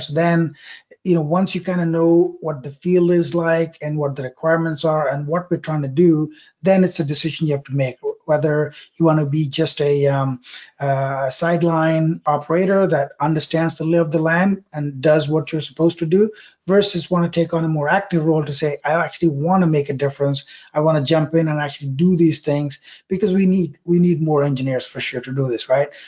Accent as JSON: {"language": "English", "region": "South India", "country": "India", "tie": "born or raised there", "moved": "yes", "said": "I grew up in South India"}